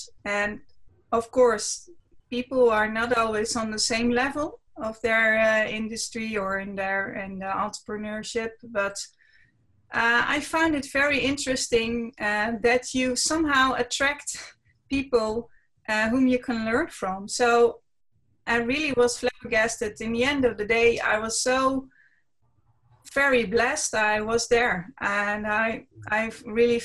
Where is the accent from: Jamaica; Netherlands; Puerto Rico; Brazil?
Netherlands; English is a second language; I'm from the Netherlands. I live in a city near Amsterdam. The city is called Almere.